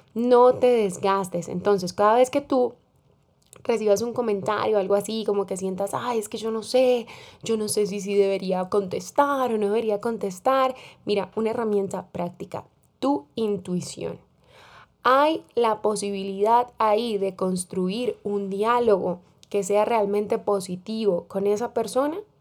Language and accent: Spanish; Colombia; como decimos en mi país, en Colombia